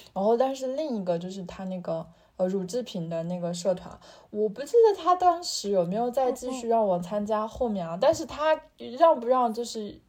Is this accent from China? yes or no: yes; northern China, China; moved away as an adult; 我作为一个北方人